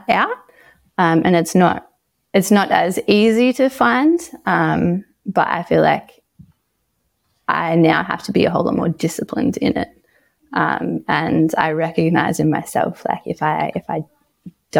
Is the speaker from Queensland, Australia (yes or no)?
no; Coffs Harbour, New South Wales, Australia; also born or lived in Sydney; I grew up in Sydney, so like the first 10 years of my life, and that was filled with a lot of noise and bustling, and then my family and I moved to a place called Coffs Harbour